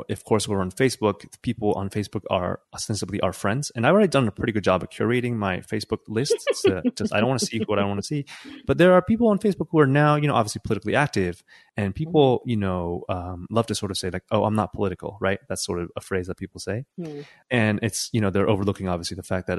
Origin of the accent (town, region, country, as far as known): California, United States; moved away as an adult; now in Mexico